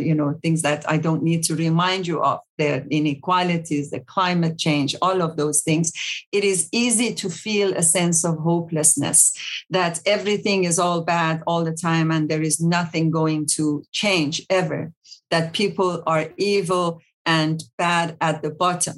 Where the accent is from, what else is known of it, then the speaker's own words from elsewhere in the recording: Iran; also born or lived in South Africa; now in Champaign-Urbana, United States; Iran, my home country